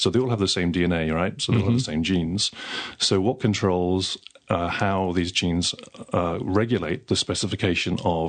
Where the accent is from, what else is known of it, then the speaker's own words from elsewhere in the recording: Denmark; English is a second language; now in Victoria, Australia; either from other states in Australia or from other countries, as I did. I came down from Denmark.